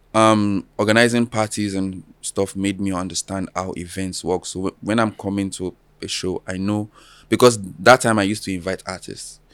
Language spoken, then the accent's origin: English; Alagbado, Lagos, later Osun State, Nigeria; now in Lagos, Nigeria; I was born and raised in Alagbado, Lagos